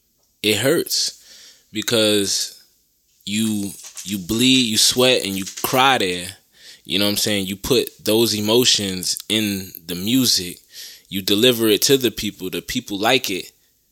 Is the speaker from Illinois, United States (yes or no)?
no; Augusta, Georgia, United States; No disrespect to Atlanta, but I'm from Augusta. I'm in Augusta.